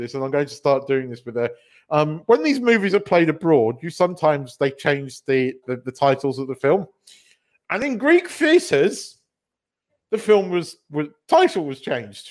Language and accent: English; United Kingdom; being a British person